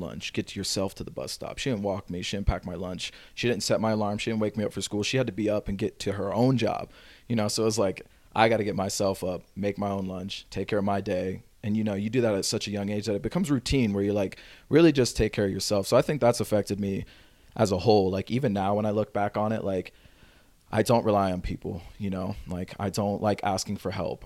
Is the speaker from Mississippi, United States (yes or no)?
yes; Pass Christian, Mississippi, United States; now in Los Angeles, United States; I actually grew up in a really, really small town, um, in Paso Christian, Mississippi.